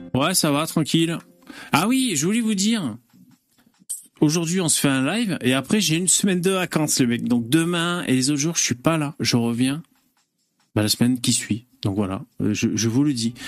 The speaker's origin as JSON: {"language": "French", "country": "France", "said": "chez nous, en France"}